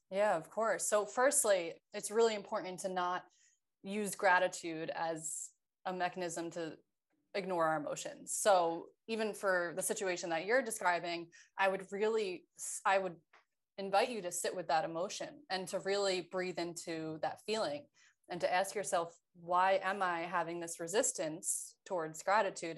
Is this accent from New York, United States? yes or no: yes; New York, United States; moved away as an adult; now in California, United States; I was from New York